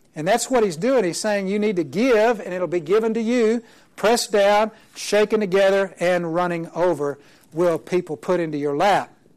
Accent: Oklahoma, United States; I'm from Oklahoma

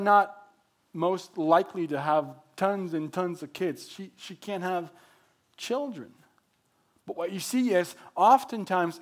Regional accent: Mexico; English is a second language; moved away as an adult; also born or lived in Texas; now in Oregon, United States; I was born and raised in Mexico

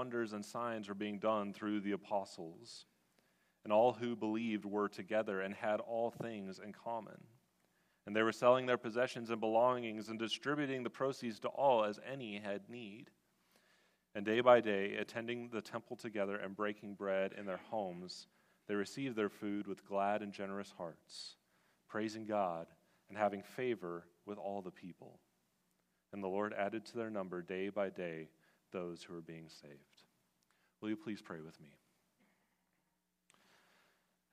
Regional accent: West Coast, United States; now in Washington, D.C. area, United States; I'm actually from the West Coast

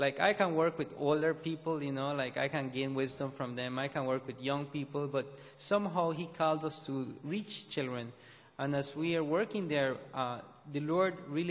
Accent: Belize; I was born in Belize. We live in the city of Belize

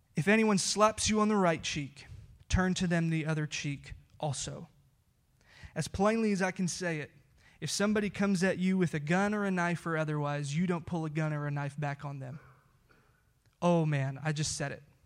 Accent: United States; we as American Christians

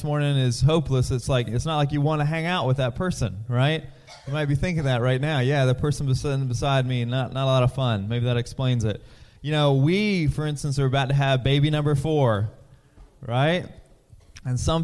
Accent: Currituck County, North Carolina, United States; I am from Currituck County, which is underwater right now.

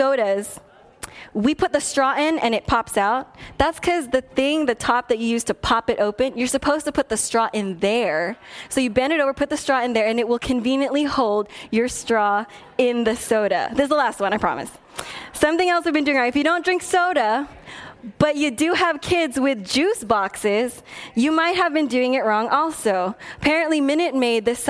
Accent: Philippines; because I'm Filipino, we send food home with people when they come over

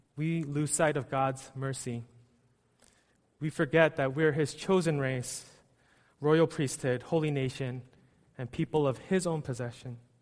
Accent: United States; also born or lived in New York City; I was born and raised in the States

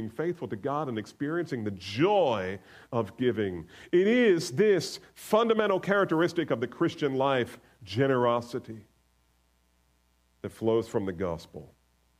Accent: the North, United States; I'm a Northerner.

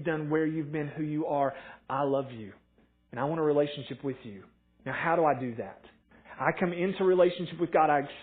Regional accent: Morristown, Tennessee, United States; I grew up in Morristown, went to Morristown East

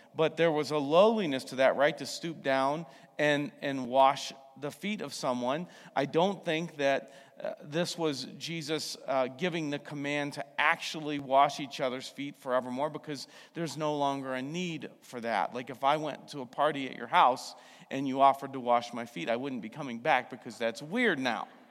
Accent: United States; I'm also an American

